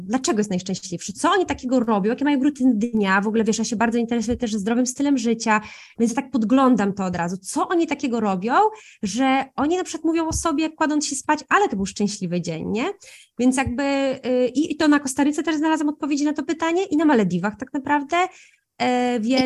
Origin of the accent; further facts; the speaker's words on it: a small town in Podkarpackie, Subcarpathian Voivodeship, Poland; also born or lived in Italy; wychowując się w Polsce, w małym mieście, ja jeszcze jestem z małego miasta na Podkarpaciu